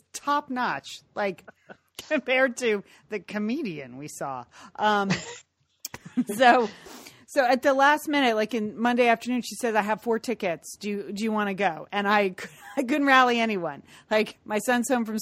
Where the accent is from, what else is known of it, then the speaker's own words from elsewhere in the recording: Connecticut, United States; now in Pasadena, United States; We grew up in Connecticut.